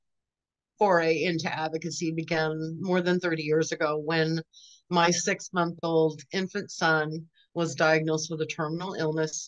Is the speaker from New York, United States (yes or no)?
no; Southern California, United States; moved away as an adult; now in Northwest Arkansas, United States; I was born and raised in Southern California, and lived all over down there